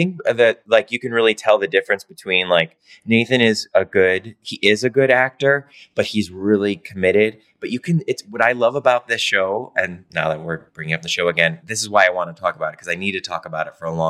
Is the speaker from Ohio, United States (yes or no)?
yes; Cleveland, Ohio, United States; I grew up in Cleveland.